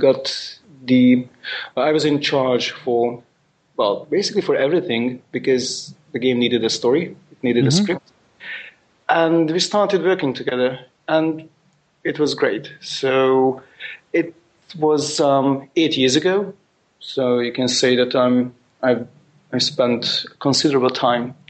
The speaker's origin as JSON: {"language": "English", "region": "Budapest", "country": "Hungary", "first_language": "Hungarian", "second_language": "English", "said": "I'm from Hungary, Budapest"}